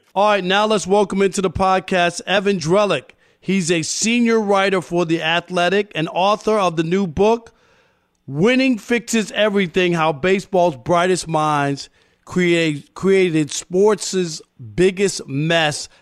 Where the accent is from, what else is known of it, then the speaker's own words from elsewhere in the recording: New York City, New York, United States; I wanted to f- play first base for the Mets growing up in Queens